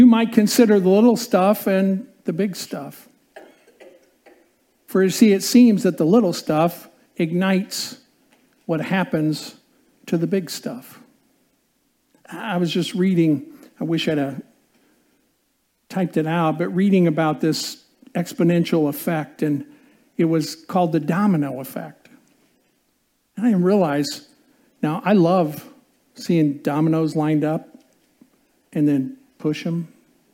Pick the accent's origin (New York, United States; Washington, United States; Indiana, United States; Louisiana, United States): Indiana, United States; growing up in Indiana and playing basketball